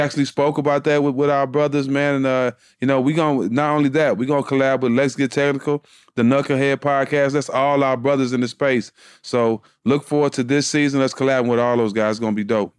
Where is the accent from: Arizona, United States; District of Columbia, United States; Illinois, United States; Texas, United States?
Texas, United States; Port Arthur; being from Port Arthur, Texas, nobody n, never n, heard about my city till … came about